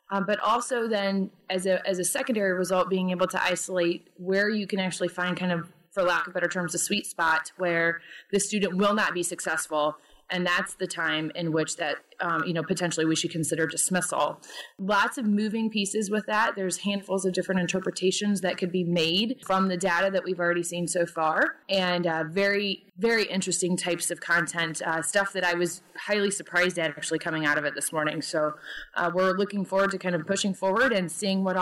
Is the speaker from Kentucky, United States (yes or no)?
no; Peoria, Illinois, United States; Sure. So I am from Peoria, Illinois.